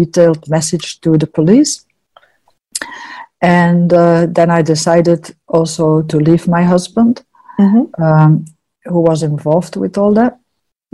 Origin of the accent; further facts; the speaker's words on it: Antwerp, Flanders, Belgium; moved away as an adult; now in New Zealand; I'm from Antwerp